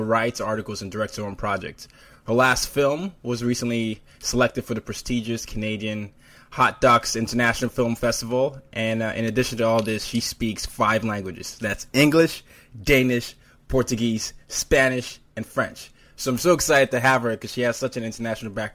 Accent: Lagos, Nigeria; now in New York, United States; I'm from Lagos, Nigeria

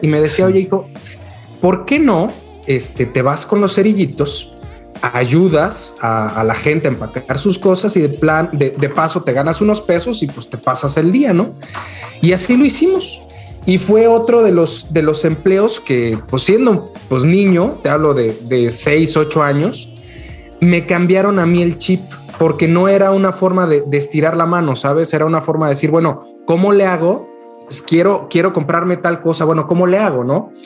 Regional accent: Mexico City, Mexico; moved away as an adult; also born or lived in Guadalajara; yo, yo nací en Ciudad de México. Este, después, después de un tiempo, más o menos como a los de, ¿qué será? 22, 23 años, este, me, me moví a la ciudad de Guadalajara

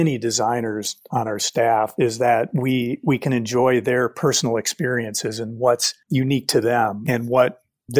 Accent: Detroit, Michigan, United States; being from Detroit, I grew up just outside Detroit

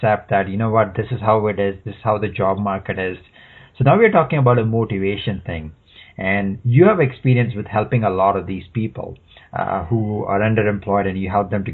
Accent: India; moved away; I'm originally from India

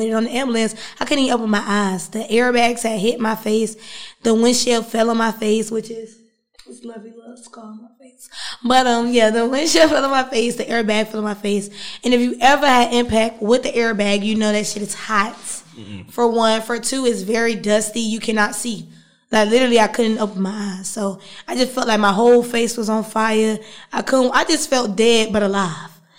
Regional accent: Riverdale, Georgia, United States; also born or lived in Maryland / West Atlanta, Georgia / Peoria, Illinois; And then I moved to the west side of Atlanta

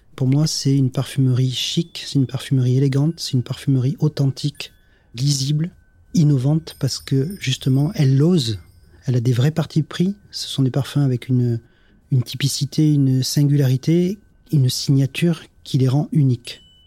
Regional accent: Grasse, Provence-Alpes-Côte d'Azur, France; Je suis né à Grasse. Ma grand-mère était ce qu'on appelle une cueilleuse de fleurs. Et je partais avec elle le matin quand j'étais jeune, cueillir le jasmin avec elle.

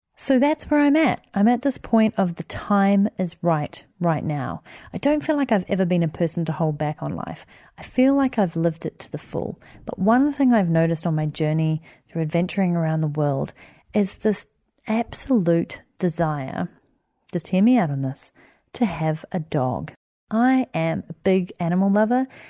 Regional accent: Wellington, New Zealand; moved away as an adult; my hometown of Wellington where I grew up

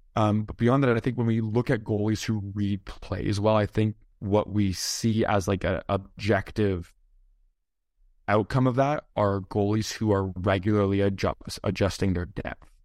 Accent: hometown with Dave Andreychuk Arena, Ontario, Canada; my hometown

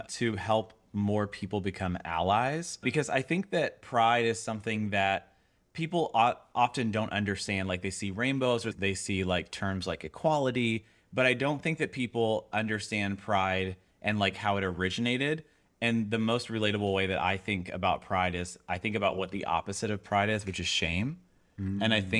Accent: the South, United States; So I grew up in the South.

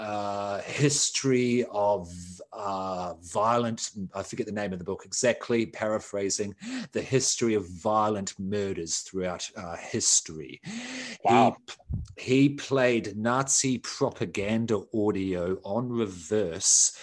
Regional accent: New Zealand; also born or lived in Australia; am Australian born, but grew up in New Zealand.

